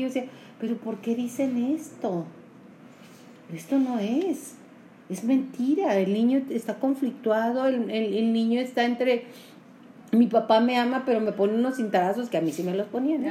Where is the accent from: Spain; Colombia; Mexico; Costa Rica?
Mexico; Julimes, Chihuahua; yo soy de Julimes